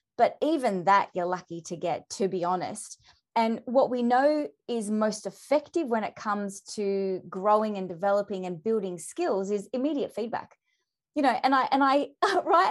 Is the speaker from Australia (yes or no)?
yes; Melbourne, Victoria, Australia; I'm from Melbourne